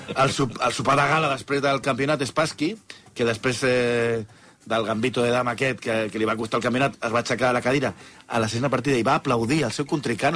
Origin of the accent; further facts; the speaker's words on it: Catalonia, Spain; com som els catalans